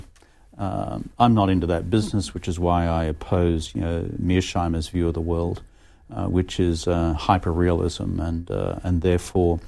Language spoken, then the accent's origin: English; Australia; a former Australian Prime Minister